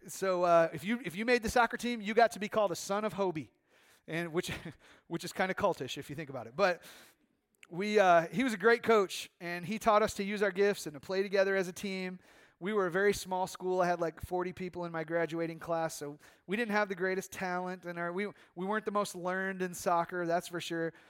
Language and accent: English; United States; American Christians